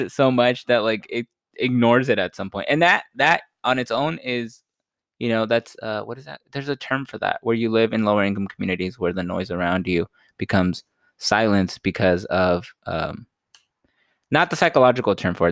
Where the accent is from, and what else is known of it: United States